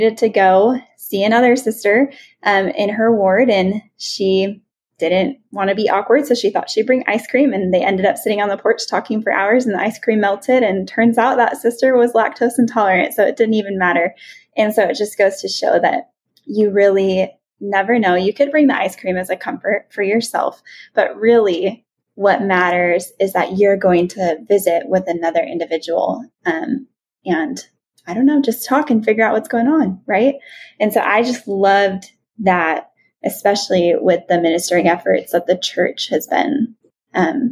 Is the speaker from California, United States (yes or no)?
yes; California, United States; I was from California